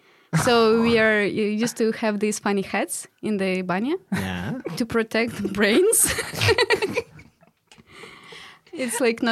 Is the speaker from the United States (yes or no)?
no; Russia; born or raised there; English is a second language; moved away